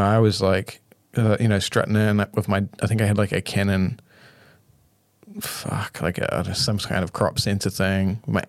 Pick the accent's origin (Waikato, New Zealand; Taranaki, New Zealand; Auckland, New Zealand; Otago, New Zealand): Auckland, New Zealand; I grew up in West Auckland, you know.